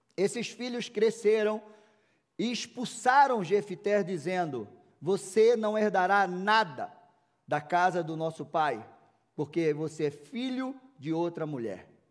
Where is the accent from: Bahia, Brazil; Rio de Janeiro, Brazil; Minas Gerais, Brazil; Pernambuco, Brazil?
Pernambuco, Brazil; Recife; now in Curitiba, Brazil; Eu já estou aqui há 23 anos, vindo calor, nordestino, lá de Recife